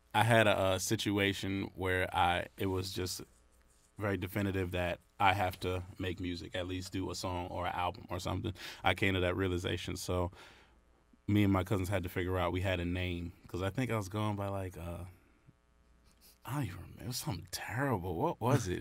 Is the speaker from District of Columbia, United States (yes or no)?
no; Brentwood, New York, United States; also born or lived in Syosset, New York; now in North Carolina, United States; I was born in Syosset Hospital, but I'm from, born and raised, well, grew up in Brentwood